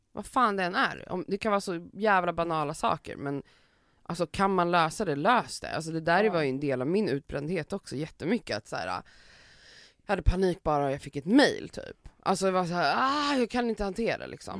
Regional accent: Sweden; vi som svenskar

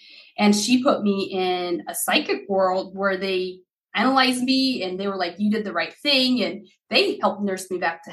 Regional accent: Idaho, United States; English is a second language; also born or lived in Haiti; I was born in Haiti and we immigrated to the United States in 93. I would have been 6 years old then. We came to a little town in Idaho.

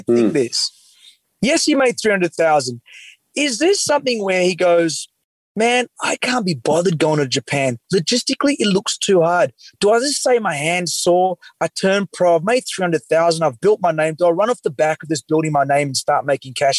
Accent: Australia; as an Australian

